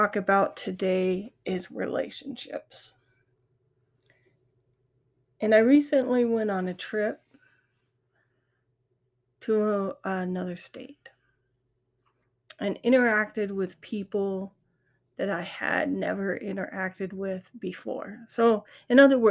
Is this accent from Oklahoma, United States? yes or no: no; South Dakota, United States; I'm from South Dakota. We have a lot of Native American land around us.